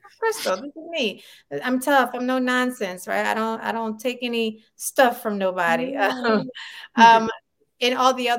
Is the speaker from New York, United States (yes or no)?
no; Philadelphia, Pennsylvania, United States; moved away as an adult; now in Los Angeles, United States; I'm from Philadelphia, Pennsylvania. So I had a lot of theater companies in the city.